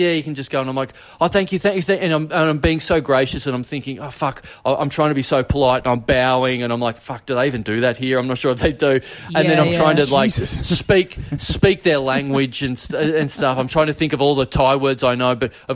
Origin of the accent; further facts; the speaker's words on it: Melbourne, Victoria, Australia; I'm from Melbourne